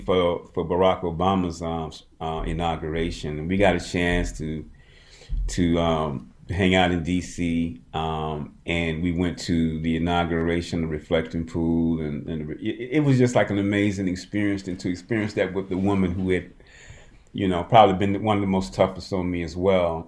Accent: Birmingham, Alabama, United States; I was born in Birmingham

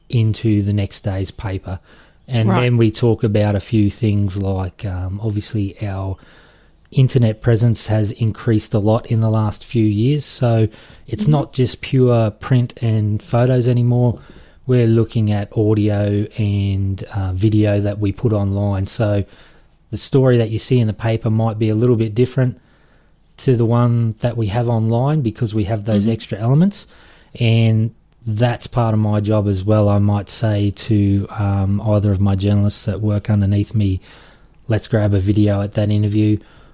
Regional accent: Toowoomba, Queensland, Australia; I've moved back to Toowoomba, my hometown

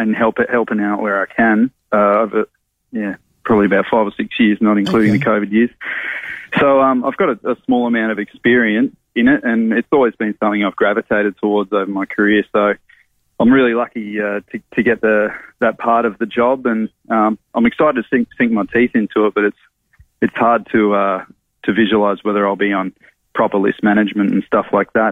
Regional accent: South Australia, Australia; moved away as an adult; given that I'm from South Australia and I've played interstate for so long.

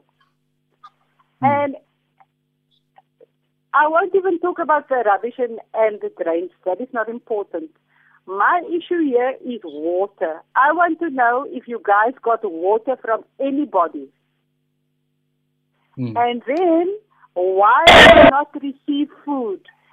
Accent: Northern Cape, South Africa; I'm an activist from the Northern Cape

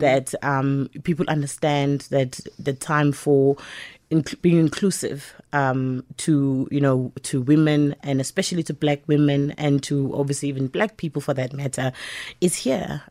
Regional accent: Empangeni, KwaZulu-Natal, South Africa; I was born and bred in Mpangeni

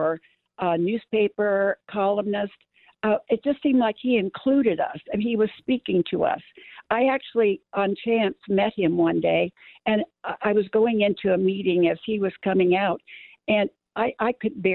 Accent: St. Louis, Missouri, United States; moved away; I was born in St. Louis, grew up there, and in the 40s and 50s when I was growing up, you were dipped into the river of Cardinals

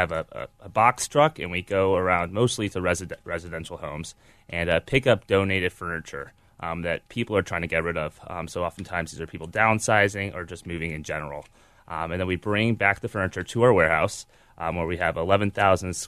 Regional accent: Chicago, Illinois, United States; also born or lived in Philadelphia, Pennsylvania; I grew up in Ravenswood

